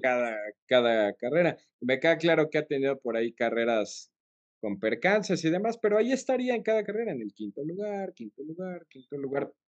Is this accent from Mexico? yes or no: yes; Mexico; somos mexicanos y somos aficionados a Checo